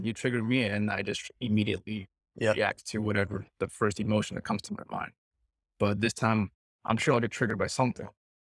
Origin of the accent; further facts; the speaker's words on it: Centreville, Virginia, United States; moved away as an adult; also born or lived in Saigon, Vietnam / Lima, Peru; now in Ho Chi Minh City, Vietnam; ending a 3-year stay in Saigon and about to go back to my hometown. To say exactly is Centerville, Virginia, which is in Northern Virginia.